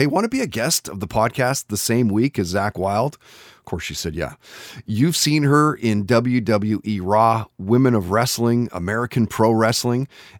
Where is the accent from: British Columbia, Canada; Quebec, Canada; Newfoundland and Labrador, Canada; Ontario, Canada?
British Columbia, Canada; Lower Mainland; Growing up in the Lower Mainland as a kid, it was all about the Whitecaps, the Canucks, the Lions, you know, driving into the city, seeing the teams play.